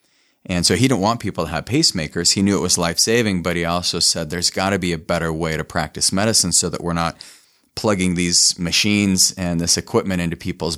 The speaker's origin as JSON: {"language": "English", "town": "Rexburg", "region": "Idaho", "country": "United States", "tie": "born or raised there", "said": "I grew up in Rexburg, Idaho, and so we had access to unlimited potatoes."}